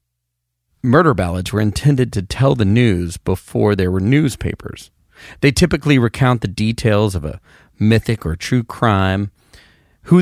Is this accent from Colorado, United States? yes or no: no; Knoxville, Tennessee, United States; I grew up near Knoxville